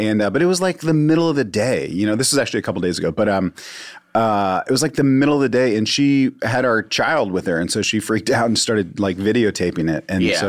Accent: just outside of D.C., Virginia, United States; moved away as an adult; also born or lived in New York / South Carolina; now in Pasadena, United States; Yeah, I was in the suburbs. I grew up, like, just outside of D.C., like, about 15 minutes outside of D.C. and all that. And so, it was super suburban and not, like, wildlife and stuff.

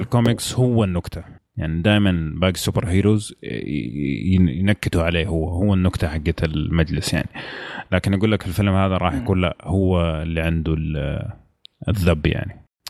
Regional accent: Saudi Arabia; عندنا في السعوديه

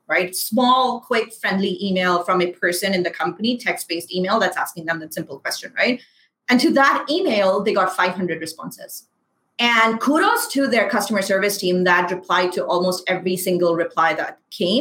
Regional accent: Pakistan; first language Urdu; English is a second language; I am brown. I am Pakistani. I am a hijabi.

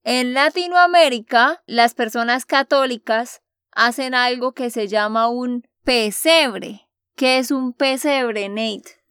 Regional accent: Santander, Colombia; de Santander, Colombia.

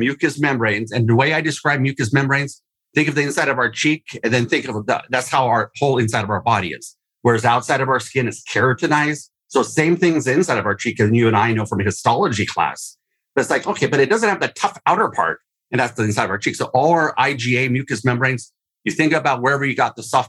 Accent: Oregon, United States; I'm from Oregon, microbrew capital of the world, or at least our state

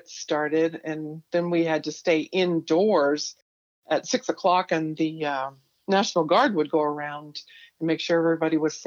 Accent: South Gate, California, United States; also born or lived in Whittier, California; I was born in actually Whittier, California, the same hospital where Nixon was born, and raised in Southgate, California

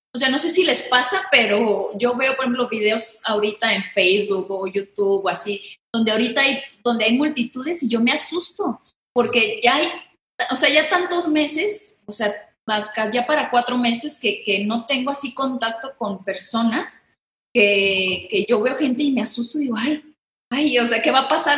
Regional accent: Guadalajara, Jalisco, Mexico; accent: tapatío; soy mitad brasileña porque mi papá es brasileño, pero soy bien tapatía

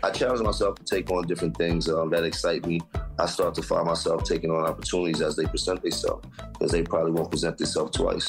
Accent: Harlem, New York, United States; And I'm from Harlem. All you learned about was hustling when you were Harlem.

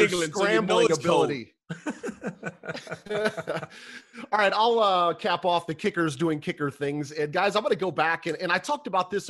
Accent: Minnesota, United States; I'm born and raised in Minnesota.

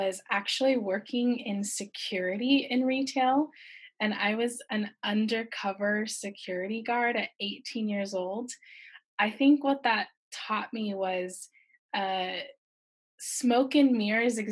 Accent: California, United States; now in Shanghai, China; I'm actually from California and I'm living in beautiful Shanghai, China

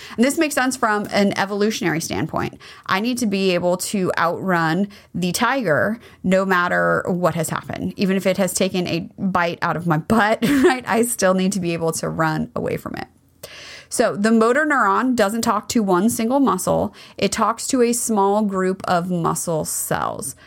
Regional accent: United States; as a kid growing up in America

